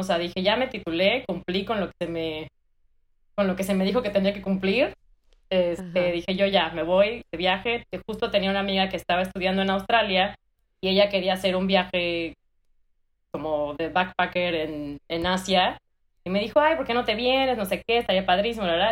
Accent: Mexico City, Mexico; moved away as an adult; also born or lived in Bristol, United Kingdom; now in United States; soy de la Ciudad de México, chilanga de corazón y de nacimiento

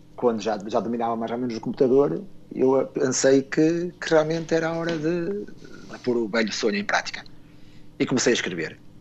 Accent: Esposende, Norte, Portugal; sou natural de Bolinhos, Esposende

